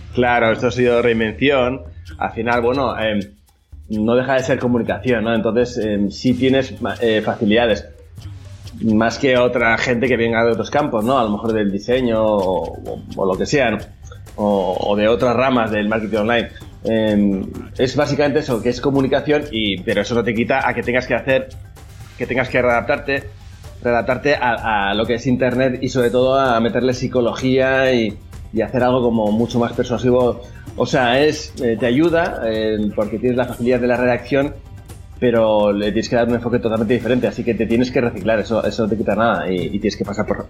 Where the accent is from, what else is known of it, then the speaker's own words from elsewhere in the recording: Bilbao, Basque Country, Spain; soy copywriter de Bilbao